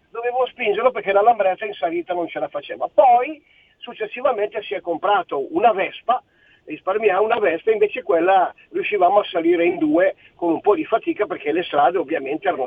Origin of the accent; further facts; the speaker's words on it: Milan, Lombardy, Italy; born there; now in Friuli Venezia Giulia, Italy; Allora, io sono nato a Milano, ma come ben sai io adesso lavoro e vivo e sono un pensionato in Friuli Venezia Giulia perché ho 69 anni.